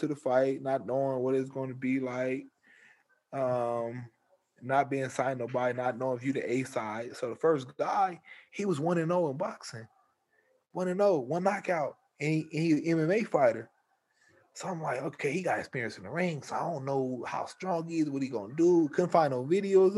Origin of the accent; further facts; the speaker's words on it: Omaha, Nebraska, United States; We grew up in Omaha together